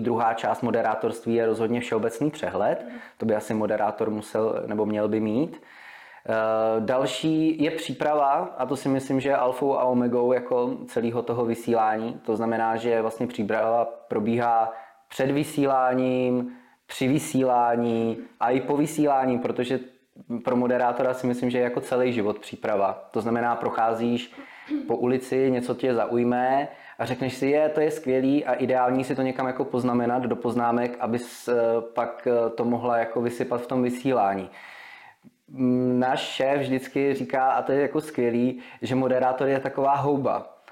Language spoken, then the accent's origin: Czech; Vysočina Region, Czechia; also born or lived in Prague; já jsem se narodil v Praze, do svých pěti let jsem býval v Praze. Eh, pak jsme se přestěhovali s našima, nebo naši se přestěhovali na Vysočinu do krásné malební vesničky Krasuňov, to je u Humpolce.